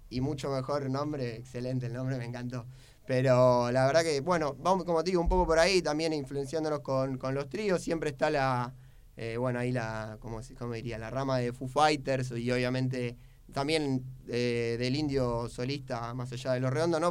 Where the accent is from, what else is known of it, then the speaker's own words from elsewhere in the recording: Buenos Aires, Argentina; yo soy de Linier Villaluro